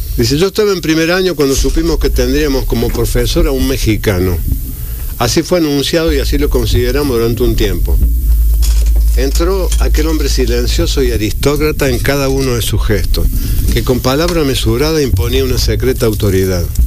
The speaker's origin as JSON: {"language": "Spanish", "country": "Argentina", "moved": "as an adult", "lives_now": "Dominican Republic", "said": "mi tierra"}